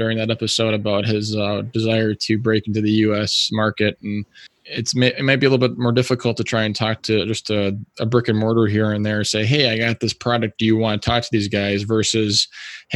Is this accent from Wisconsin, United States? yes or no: yes; Wisconsin Rapids, Wisconsin, United States; now in Madison, United States; I grew up in Wisconsin Rapids, which is about an hour and a half north of here.